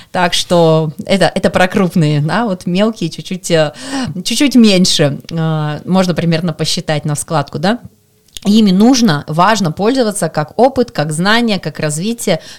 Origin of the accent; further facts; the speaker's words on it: Krasnoyarsk Krai, Russia; Это мой первый форум, я из Красноярского края.